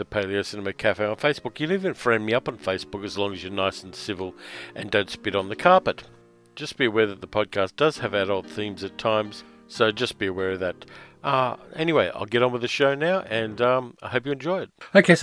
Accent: Sydney, New South Wales, Australia; now in Melbourne, Australia; I grew up in Sydney, which is subtropical, and I moved to Melbourne

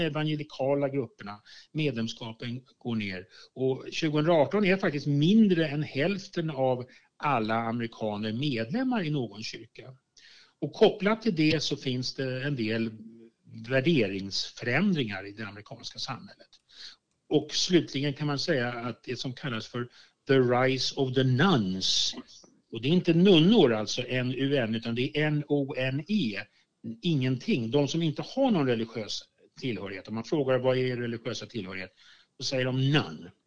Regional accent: Sweden; jag som sekulariserad svensk

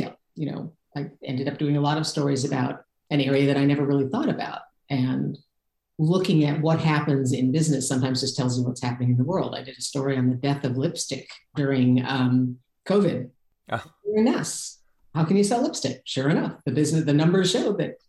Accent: Detroit, Michigan, United States; moved away as an adult; now in California, United States; I grew up in Detroit. I went to school in the Detroit suburbs

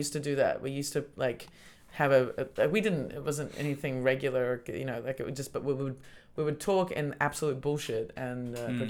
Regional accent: Australia; I'm from Australia and I speak English.

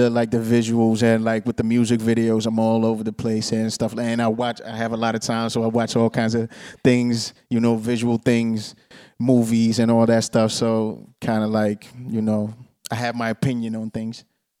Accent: Tampere, Pirkanmaa, Finland; also born or lived in Monrovia, Liberia / Ghana; I was born 85 in Liberia, Monrovia. When I was 4 years old, I moved to Ghana. When I was 6 years old, I moved to Finland, Tampere. Viljakkala, but nobody knows Viljakkala, so I just say Tampere.

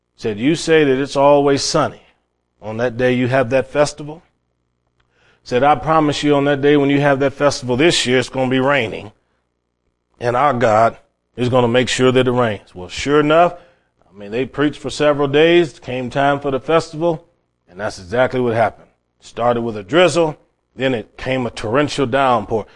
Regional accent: Cleveland, Ohio, United States; I grew up in Cleveland, Ohio, my family were not Christian

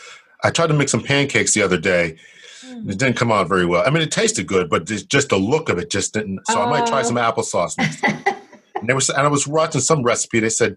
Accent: Connecticut, United States; I have some roots there too, but I was raised in Connecticut

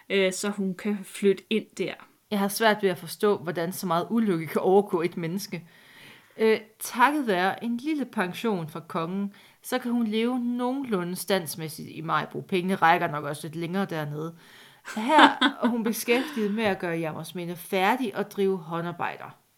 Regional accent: Jutland, Denmark; Jeg er fra Jylland, så jeg er undskyldt.

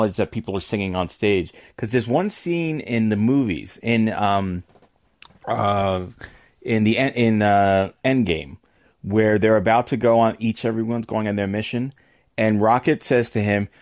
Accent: New York, United States; moved away as an adult; now in New Jersey, United States; I'm a New Yorker

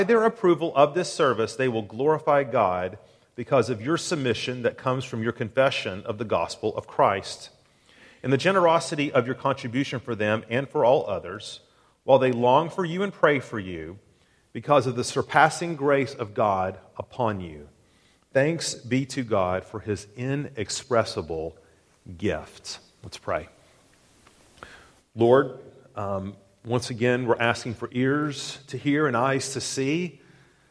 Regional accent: Tennessee, United States; growing up in Tennessee, I had a lot of friends who lived on farms.

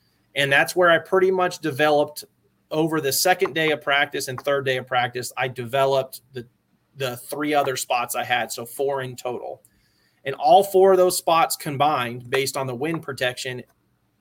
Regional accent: Cumming, Georgia, United States; I grew up in Georgia

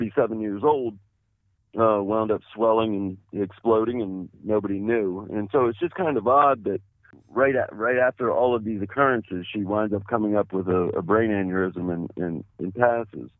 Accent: Washington, District of Columbia, United States; also born or lived in South Florida / Arlington, Virginia; I'm originally from Washington, D.C., born in Washington, D.C., went to high school in Washington, D.C., actually in Arlington, Virginia, right across the Potomac.

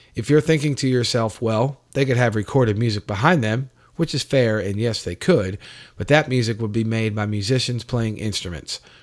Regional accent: Gastonia, North Carolina, United States; also born or lived in New York; I wound up with my mother in a city outside of Charlotte, North Carolina, called Gastonia

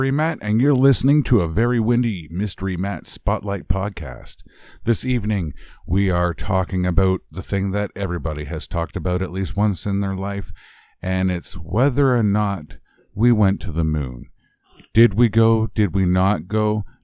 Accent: Canada; I'm Canadian.

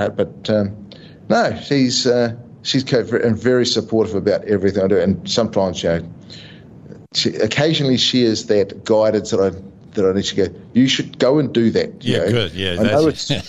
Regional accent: New Zealand; moved away as an adult; now in Australia; I'm Australian paid, but I am still New Zealand made

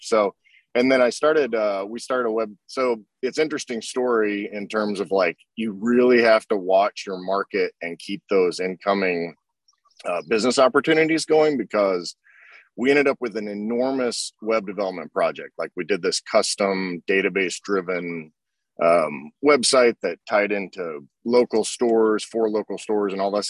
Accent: Oklahoma, United States; I grew up in Oklahoma, so the car culture there is is really strong

